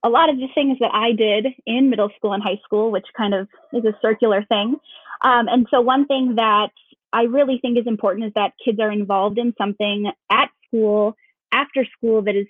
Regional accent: Duluth, Minnesota, United States; now in Anoka, United States; I was born in Minneapolis, but we moved to Duluth when I was in fifth grade, and I lived there until I moved down here to teach with Anoka Hennepin 7 years ago. So definitely consider myself a Duluthian.

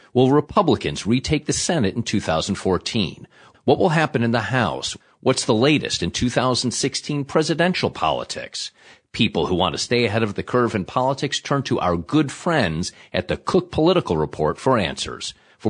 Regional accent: Illinois, United States; You know, as I was checking Michigan's nickname, I'm from Illinois, and somehow I didn't quite know exactly what Michigan's nickname was.

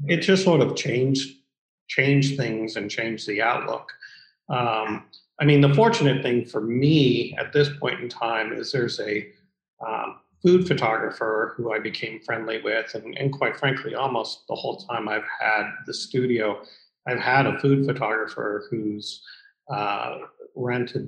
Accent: Columbus, Ohio, United States; also born or lived in New York City; I moved back to Columbus, which is my hometown

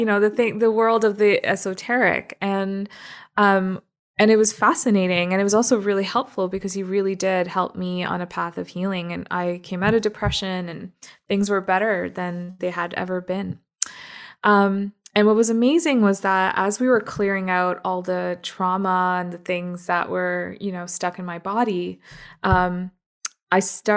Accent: Toronto, Ontario, Canada; moved away as an adult; also born or lived in Middle East; now in Burnaby, Canada; I actually grew up in Toronto

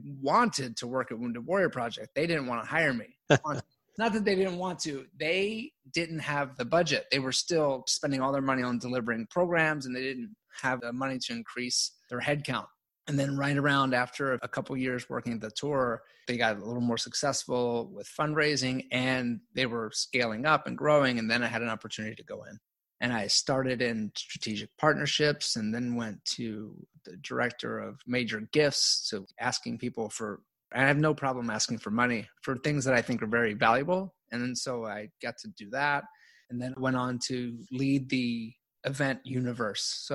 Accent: Baltimore, Maryland, United States; I grew up really poor in Baltimore

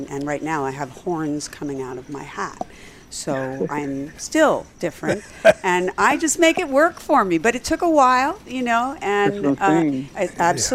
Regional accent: New Jersey, United States; now in California, United States; we're Jersey.

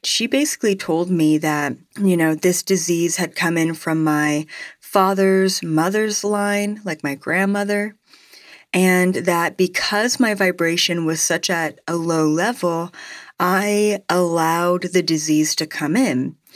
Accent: Canada; as a Canadian

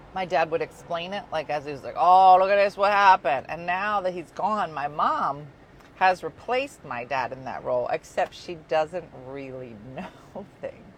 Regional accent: Philadelphia, Pennsylvania, United States; By hometown, I mean my hometown

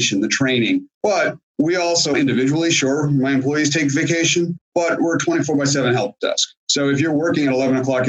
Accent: Boston, Massachusetts, United States; moved away as an adult; also born or lived in Washington, DC area; now in Springfield, Virginia, United States; I grew up in the Boston area, went to school in the Boston area

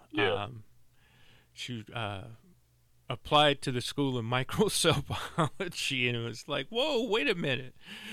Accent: St. Louis, Missouri, United States; that's where I was born and raised in St. Louis, Missouri.

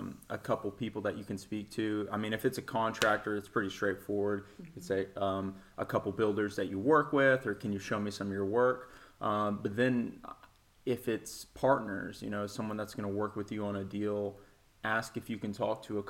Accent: Nashville, Tennessee, United States; I was born in East Tennessee. I moved to Nashville when I was like 5 years old. So I pretty much consider myself a native Nashvillian. So I grew up in West Nashville over in the Bellevue area.

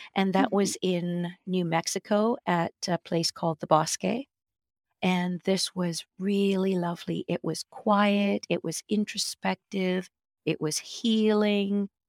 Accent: Victoria, British Columbia, Canada; moved away as an adult; now in Vancouver, Canada; Steve and I moved here from Victoria, which is where uh, I spent most of my life growing up. We moved to Vancouver

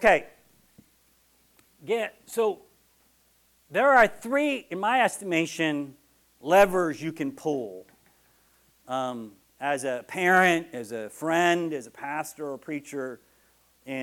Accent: Texas, United States; I'm from Texas, and that's how we dance

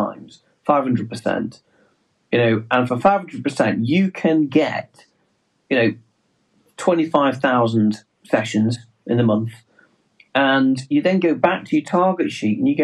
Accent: England, United Kingdom; accent: English; our English accent gives us away, the fact that we are English

